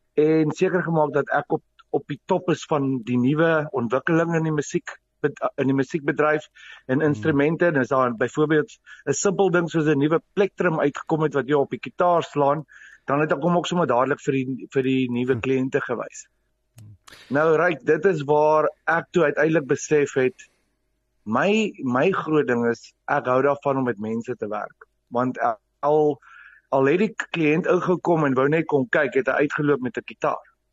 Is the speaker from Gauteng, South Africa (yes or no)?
yes; Vereeniging, Gauteng, South Africa; ek het skool gegaan in Vereniging in Hoërskool 3 Riviere. Ehm um, Ek het my hele skoolloopbaan daar deurgebring